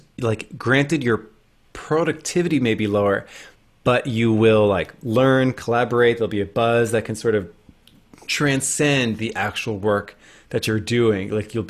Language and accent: English; New Jersey, United States; you know, I'm from New Jersey, and I made it out somehow without an accent, even though like everyone in my family says like drink coffee and walk the dog